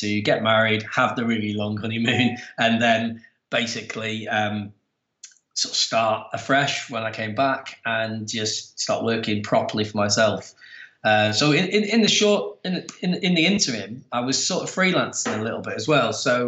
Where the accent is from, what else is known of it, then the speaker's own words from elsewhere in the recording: Preston, North West England, United Kingdom; moved away as an adult; now in Manchester, United Kingdom; I'm from a small town kind of about an hour away from here up in the Northwest called Preston.